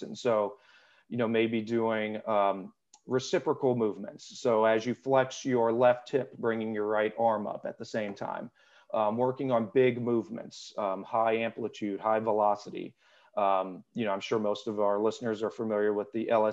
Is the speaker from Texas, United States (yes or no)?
no; South Louisiana, United States; moved away as an adult; also born or lived in St. Augustine, Florida / Washington, District of Columbia, United States / California / Virginia Beach, Virginia; now in Richmond, United States; I was born and raised in South Louisiana